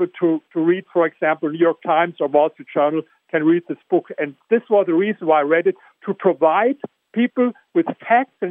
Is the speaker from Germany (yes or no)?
yes; Germany; accent: German; English is a second language; I come from Germany, as you hear with my accent